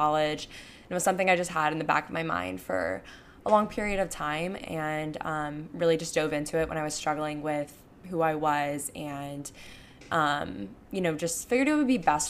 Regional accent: Panama City Beach, Florida, United States; moved away as an adult; also born or lived in Tuscaloosa, Alabama; now in Houston, United States; I recently moved to Houston, Texas at the end of July. And I'm from Panama City Beach, Florida

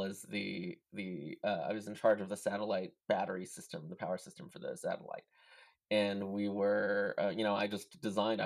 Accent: Whittier, California, United States; also born or lived in Beverly Hills / Hacienda Heights / Redondo Beach; grew up in Whittier and Hacienda Heights, in San Gabriel Valley.

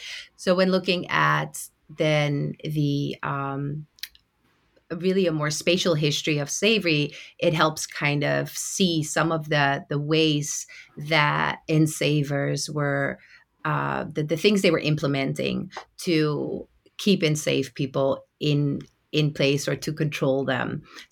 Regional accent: Netherlands; English is a second language; So I am from the Netherlands, born and raised.

